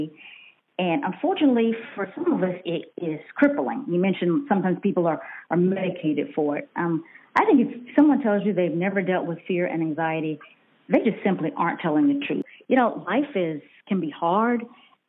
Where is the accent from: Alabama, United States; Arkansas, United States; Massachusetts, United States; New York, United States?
Alabama, United States; Auburn; also born or lived in Tuscaloosa, Alabama; I grew up, in fact, in Auburn, Alabama